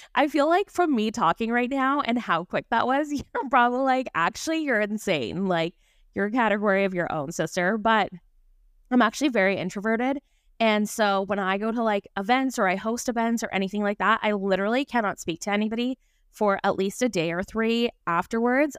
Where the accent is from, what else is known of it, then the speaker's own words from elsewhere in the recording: Vancouver, British Columbia, Canada; moved away; I was born and raised in Vancouver, B C, so I'm a Canadian girly